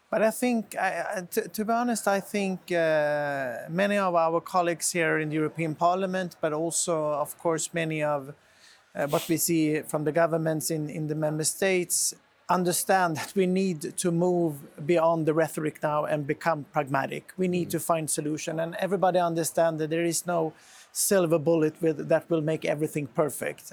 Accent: Sweden; my home country in Sweden

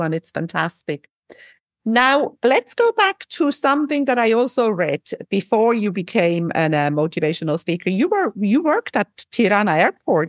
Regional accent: Switzerland; I'm from Switzerland

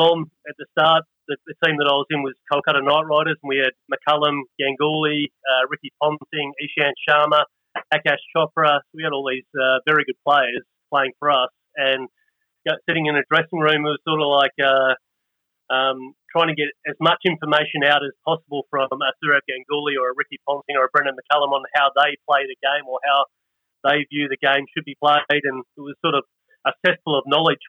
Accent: Australia; we're Australian

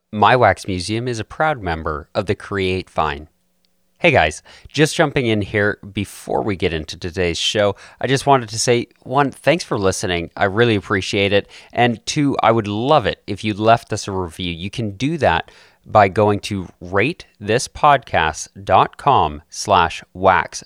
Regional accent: Calgary, Alberta, Canada; we're both from Calgary

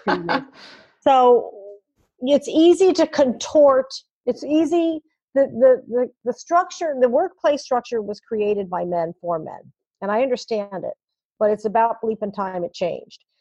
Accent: New York City, New York, United States; moved away; also born or lived in Fargo; I'm born and raised in New York City

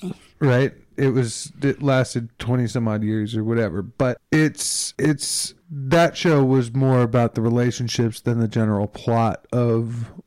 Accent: Chicago, Illinois, United States; now in Los Angeles, United States; I grew up in Chicago

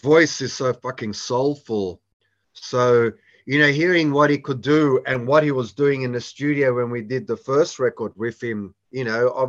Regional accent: Australia; growing up in Australia

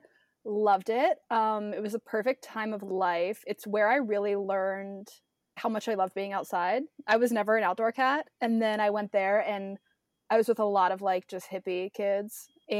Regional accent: Midwest, United States; now in Nashville, United States; Like growing up in the Midwest, I was super lucky to travel a lot, but I hadn't done a lot of the Southwest.

